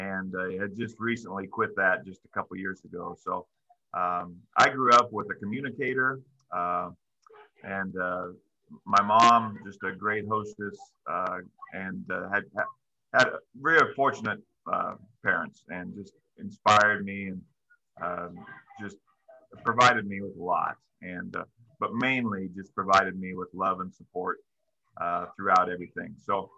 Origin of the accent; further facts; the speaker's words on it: Griswold, Iowa, United States; moved away; also born or lived in Nebraska; I grew up in Western Iowa. I was born in Nebraska, but grew up basically in Western Iowa, Southwest Iowa, little town called Griswold, Iowa.